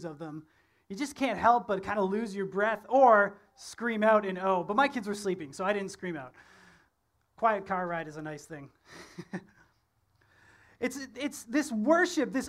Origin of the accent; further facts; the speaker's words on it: Ontario, Canada; moved away; I'm from Ontario